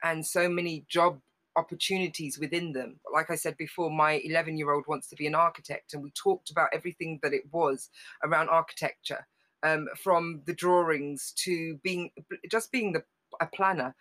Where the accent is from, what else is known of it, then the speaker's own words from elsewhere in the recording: London, United Kingdom; we grew up in Harlesden